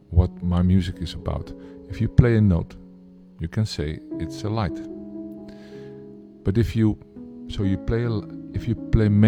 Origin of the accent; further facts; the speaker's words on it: Amsterdam, North Holland, Netherlands; I'm from Amsterdam, the Netherlands.